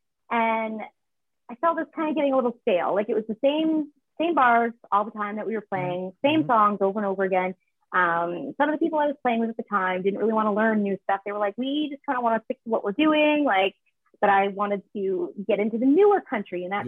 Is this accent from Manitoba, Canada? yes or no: no; Fredericton, New Brunswick, Canada; moved away as an adult; now in Alberta, Canada; I grew up in the city. So, I grew up in the capital of New Brunswick.